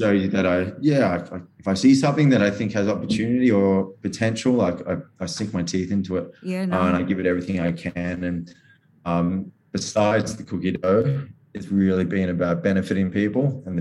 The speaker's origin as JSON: {"language": "English", "town": "Gold Coast", "region": "Queensland", "country": "Australia", "lives_now": "Sydney, Australia", "said": "Even like I'm from the Gold Coast up there. There's one down from like where my parents live."}